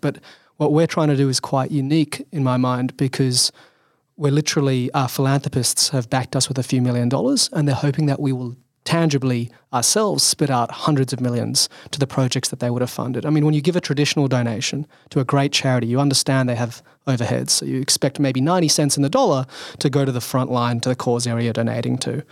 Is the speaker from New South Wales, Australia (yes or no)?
yes; Sydney, New South Wales, Australia; so I grew up in Sydney, Australian.